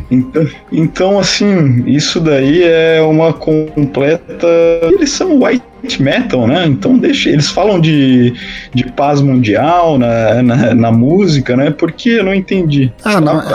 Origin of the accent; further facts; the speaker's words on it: interior of São Paulo, Brazil; now in Florianópolis, Brazil; sou paulista do interior radicado aqui em Santa Catarina, na Ilha da Magia famigerada Florianópolis